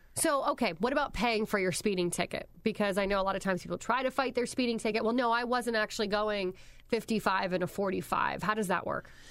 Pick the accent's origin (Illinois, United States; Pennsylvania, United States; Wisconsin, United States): Pennsylvania, United States; moved away; also born or lived in Indiana / Ohio; I'm originally from Pennsylvania